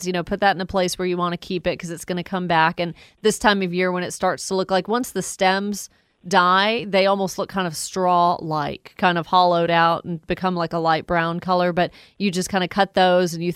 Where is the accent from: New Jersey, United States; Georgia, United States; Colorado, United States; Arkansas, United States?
Georgia, United States; Woodstock; my hometown of Woodstock, GA